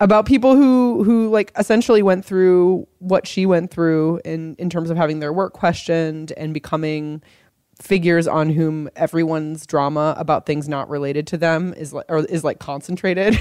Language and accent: English; Los Angeles, California, United States; my hometown newspaper, the Los Angeles Times